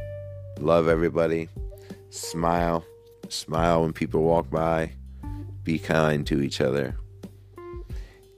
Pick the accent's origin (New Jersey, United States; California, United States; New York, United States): New Jersey, United States; Woodstown; my hometown, for my school.